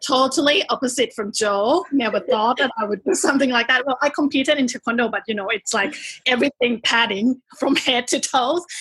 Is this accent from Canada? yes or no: no; Bangkok, Thailand; accent: Thai; English is a second language; moved away as an adult; now in Melbourne, Australia; I'm Thai. Can tell from my accent. Um, I was born in Bangkok, and I moved here when I was 17 to study university.